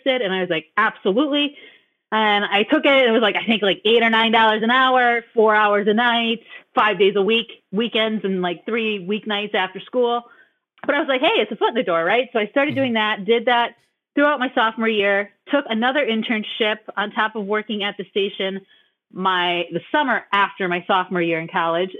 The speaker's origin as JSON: {"language": "English", "town": "Green Bay", "region": "Wisconsin", "country": "United States", "tie": "born or raised there", "also_born_or_lived": "Oconto Falls", "said": "my hometown in Green Bay"}